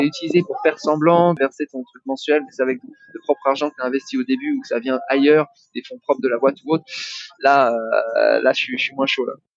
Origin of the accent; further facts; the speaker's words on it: France; now in Bali, Indonesia; je suis français, hein, j'ai une seule nationalité, c'est français